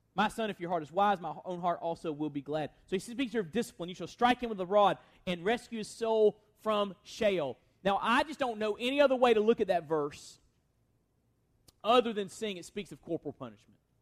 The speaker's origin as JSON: {"language": "English", "country": "United States", "said": "as American Christians"}